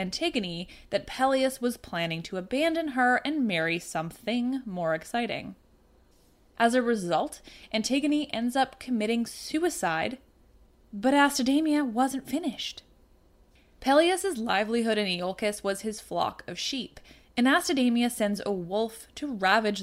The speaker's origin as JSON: {"language": "English", "country": "Canada", "said": "I'm Canadian"}